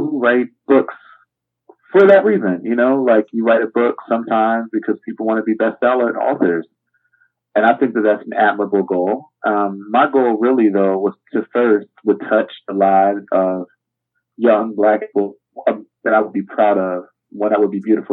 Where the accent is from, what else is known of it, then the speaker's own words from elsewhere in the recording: Camden, New Jersey, United States; my hometown, Camden, New Jersey